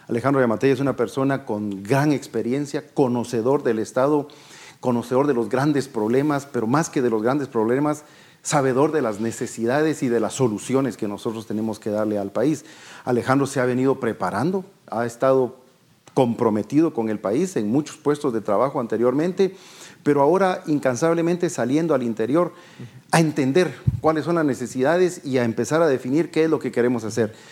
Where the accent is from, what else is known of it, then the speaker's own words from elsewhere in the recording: Guatemala; no nos dieron las soluciones a los grandes problemas que tenemos como guatemaltecos